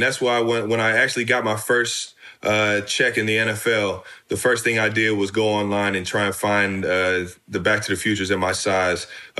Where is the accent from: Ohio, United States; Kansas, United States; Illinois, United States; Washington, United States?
Ohio, United States; Cleveland; I grew up in Cleveland, man, so I heard the legend of Mark Price, man.